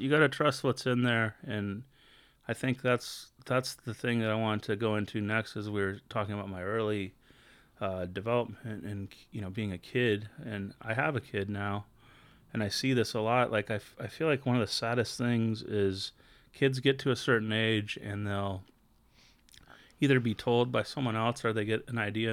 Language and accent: English; Long Beach, California, United States; I grew up in Southern California in a town called Long Beach